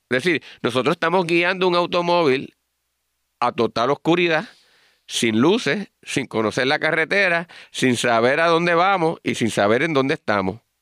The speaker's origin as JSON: {"language": "Spanish", "country": "Puerto Rico", "said": "nosotros los puertorriqueños"}